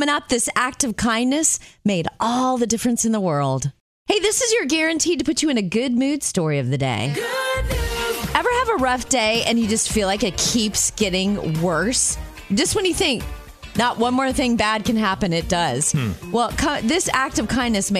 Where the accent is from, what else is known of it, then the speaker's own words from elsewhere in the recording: Jupiter, Florida, United States; in my hometown of Jupiter, Florida